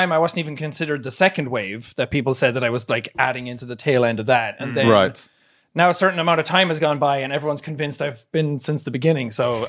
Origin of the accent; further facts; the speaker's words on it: Ireland; I wasn't like being Irish or like being myself, so I was like, I'll speak clearly, and that was like, hello everybody, this is me. For some reason it just sounded American, I guess.